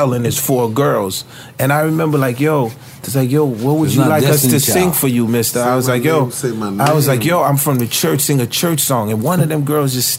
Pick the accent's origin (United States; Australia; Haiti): Haiti; I'm from Haiti, Española